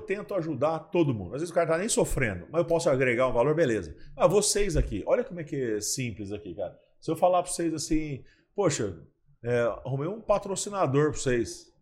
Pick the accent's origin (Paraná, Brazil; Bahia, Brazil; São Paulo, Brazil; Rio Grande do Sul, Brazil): São Paulo, Brazil; Ribeirão Preto; now in Catanduva, Brazil; eu nasci em São Paulo, mas com dois anos de idade, assim, minha, meus pais foram para Ribeirão Preto para me criar lá numa cidade interior